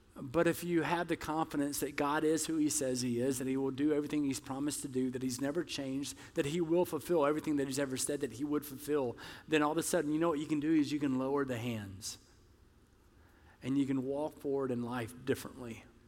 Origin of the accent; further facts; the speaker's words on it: the South, United States; I'm from the South